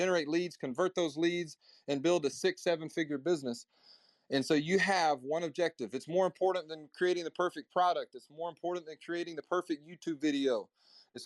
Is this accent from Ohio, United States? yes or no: no; Nashville, Tennessee, United States; I'm from Middle Tennessee, Nashville